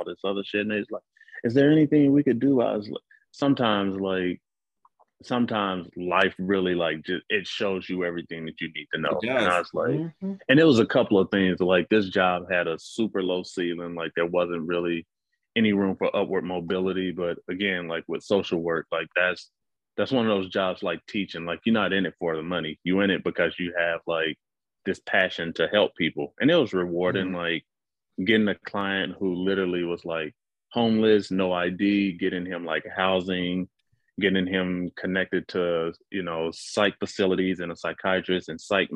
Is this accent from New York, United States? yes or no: no; Mississippi, United States; moved away; I'm from Mississippi, like, so racism was like, it was second nature, like, to the point where like I almost, like, until I left Mississippi, I didn't really like grasp how bad it was because it was all I grew up around.